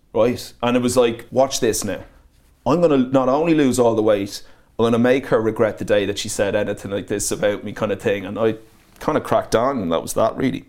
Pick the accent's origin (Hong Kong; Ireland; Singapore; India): Ireland; moved away as an adult; also born or lived in Manchester, United Kingdom; I was Irish in Manchester